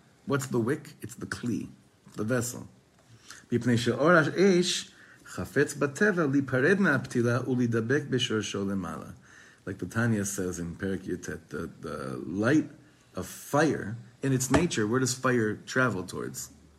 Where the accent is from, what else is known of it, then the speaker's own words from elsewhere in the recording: Israel; I guess I'm just from Eretz Yisrael. I'm more sensitive to these things.